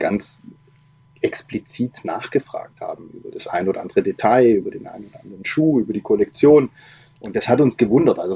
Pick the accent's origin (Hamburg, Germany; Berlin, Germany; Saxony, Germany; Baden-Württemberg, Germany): Baden-Württemberg, Germany; also ich komme ursprünglich aus dem Schwarzwald. Da war das mit diesen Busverbindungen auch eine totale Katastrophe